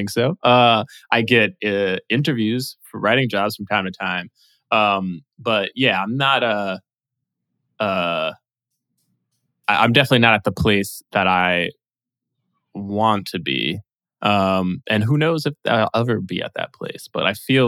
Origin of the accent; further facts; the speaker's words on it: New York, United States; I was born in New York and I went to NYU